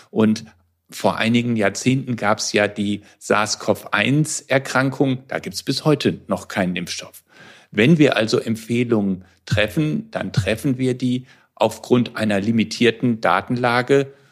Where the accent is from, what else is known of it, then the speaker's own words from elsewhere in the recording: Frankfurt, Hesse, Germany; Ich komme aus Frankfurt und beschäftige mich seit vielen Jahren mit chronisch entzündlichen Darmerkrankungen.